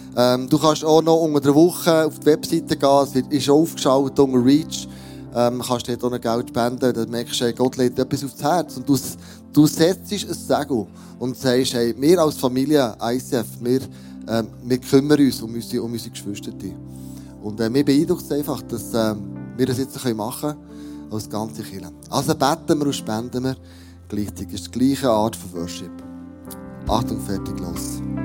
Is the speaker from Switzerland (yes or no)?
yes; Switzerland; für uns als Schweizer Regierung